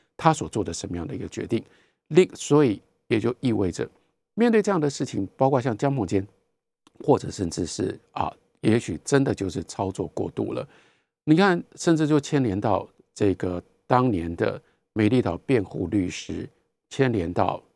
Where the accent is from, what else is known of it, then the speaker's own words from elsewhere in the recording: Taiwan; 我是一个台湾人